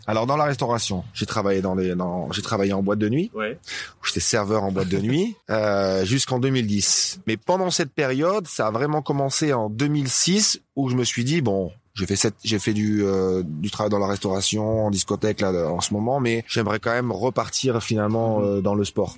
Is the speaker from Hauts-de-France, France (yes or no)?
yes; Dunkirk, Hauts-de-France, France; moved away as an adult; now in Ibiza, Spain; je viens de Dunkerque, hein, du nord de la France